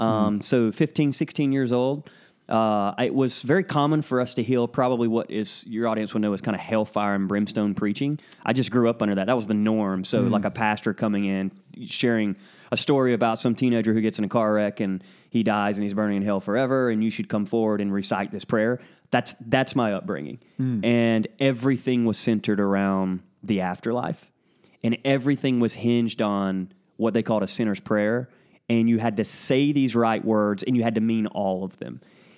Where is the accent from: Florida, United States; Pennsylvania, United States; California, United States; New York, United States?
Florida, United States; Lake City; also born or lived in Alabama / Georgia / Tennessee; So I was born and raised in right outside of Gainesville, Florida, in Lake City.